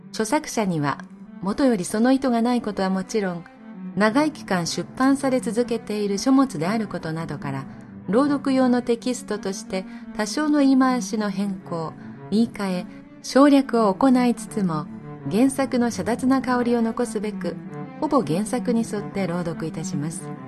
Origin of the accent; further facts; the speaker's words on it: Nagasaki, Japan; 地元なんです。私が生まれた町なんですよね。